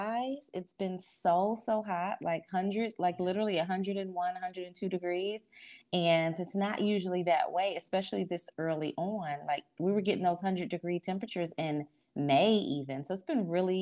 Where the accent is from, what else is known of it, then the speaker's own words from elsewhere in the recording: Detroit, Michigan, United States; moved away as an adult; now in Charlotte, United States; I was born and raised in Detroit, Michigan, the oldest of seven children to a single mom